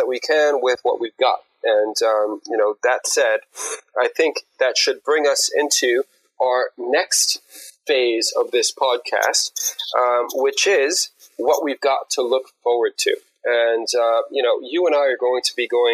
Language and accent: English; New York, United States; now in United Kingdom; I'm actually originally from New York